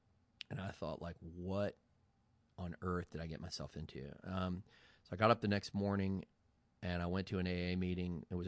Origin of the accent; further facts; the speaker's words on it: Charlottesville, Virginia, United States; born there; I was born in Charlottesville, Virginia, and I decided to move up here